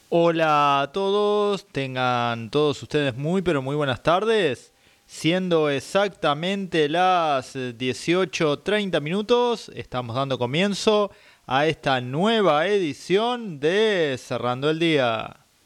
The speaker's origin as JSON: {"language": "Spanish", "town": "Dolores", "region": "Buenos Aires Province", "country": "Argentina"}